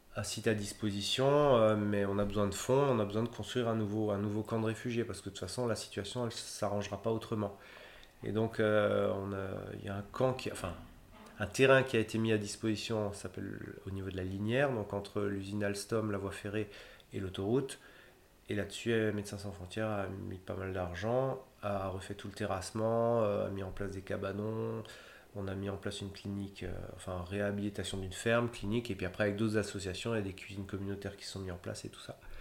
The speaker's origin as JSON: {"language": "French", "area": "Haut-Rhin", "region": "Grand Est", "country": "France", "said": "je suis du Haut-Rhin, en fait, à la base"}